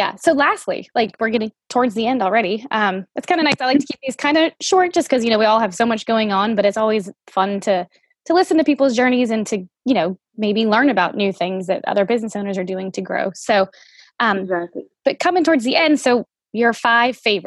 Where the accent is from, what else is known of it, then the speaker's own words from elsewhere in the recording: right outside of New Orleans, Louisiana, United States; moved away as an adult; now in Hood River, United States; my husband and I grew up right outside of New Orleans.